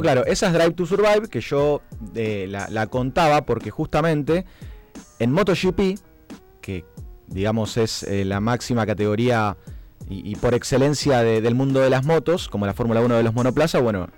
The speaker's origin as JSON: {"language": "Spanish", "country": "Argentina", "said": "nosotros los argentinos"}